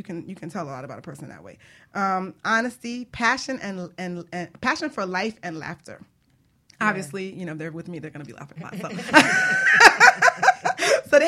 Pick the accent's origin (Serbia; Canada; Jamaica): Jamaica; I'm Jamaican